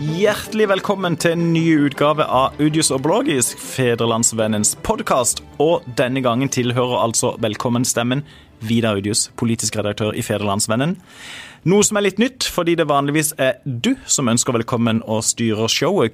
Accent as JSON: {"language": "Norwegian", "town": "Søgne", "region": "Agder", "country": "Norway", "said": "kommer jeg fra Søgne"}